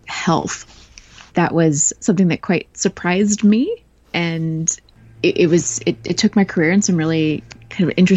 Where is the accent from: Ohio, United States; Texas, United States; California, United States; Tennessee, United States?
California, United States; Northern; now in Melbourne, Australia; I live in Melbourne, Australia, but I'm from Northern California originally